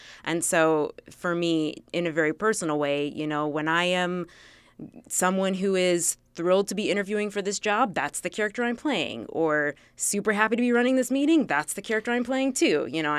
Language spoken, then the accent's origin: English; Milwaukee, Wisconsin, United States; moved away as an adult; now in Washington, D.C., United States; so I grew up in the Midwest in Milwaukee, Wisconsin, go Packers, and moved to D.C.